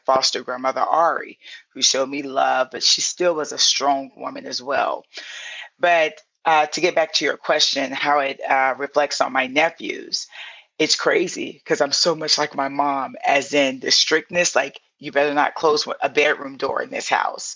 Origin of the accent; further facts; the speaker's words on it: St. Petersburg, Florida, United States; moved away; also born or lived in Atlanta; I'm from Southside St. Pete in the hood and the projects.